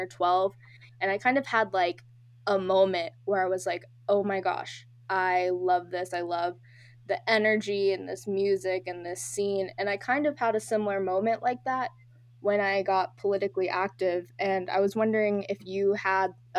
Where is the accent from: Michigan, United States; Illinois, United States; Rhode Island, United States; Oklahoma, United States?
Oklahoma, United States; moved away as an adult; also born or lived in Bay Area, California; now in Berkeley, United States; I'm currently in the Bay Area. I go to school out here, but I'm originally from Oklahoma